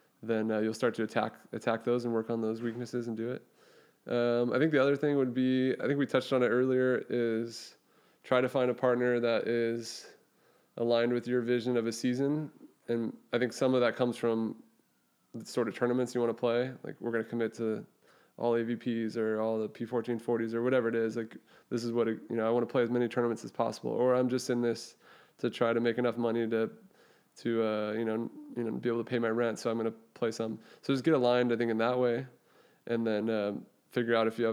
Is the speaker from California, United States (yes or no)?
yes; Thousand Oaks, California, United States; my hometown in Thousand Oaks where I grew up.